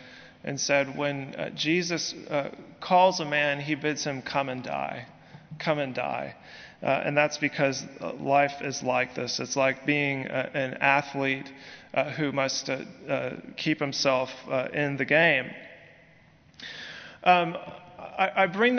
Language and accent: English; San Francisco Bay Area, California, United States; moved away as an adult; now in Birmingham, United States; I come from California, specifically the San Francisco Bay Area